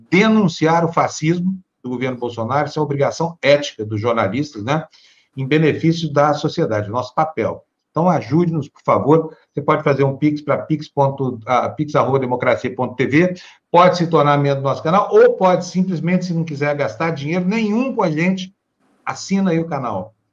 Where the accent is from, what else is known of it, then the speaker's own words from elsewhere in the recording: Minas Gerais, Brazil; accent: caipira; eu sou caipira lá das Minas Gerais